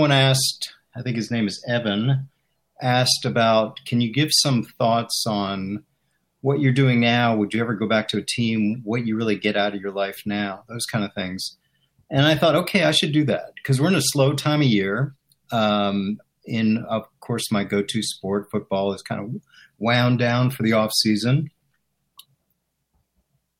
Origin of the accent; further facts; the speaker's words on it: Chevy Chase, Maryland, United States; moved away as an adult; also born or lived in Washington, D.C.; now in Philadelphia, United States; I grew up in Maryland, Chevy Chase, Maryland, right outside the city. But when we were in high school, we actually moved to the city